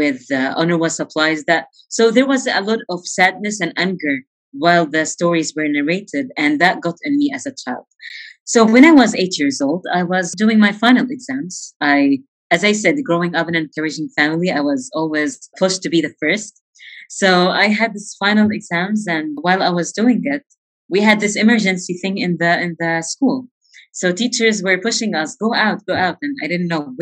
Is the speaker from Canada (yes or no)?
no; Gaza Strip, Palestine; I grew up in the Gaza Strip to a very loving and big family